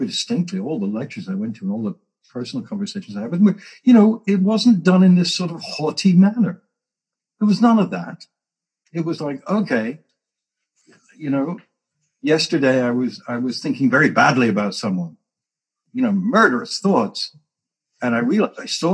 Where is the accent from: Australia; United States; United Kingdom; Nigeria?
United Kingdom; England; moved away; I came from England, stiff upper lip, don't admit anything, total denial, all of that. I wasn't the worst example of that, but I was from there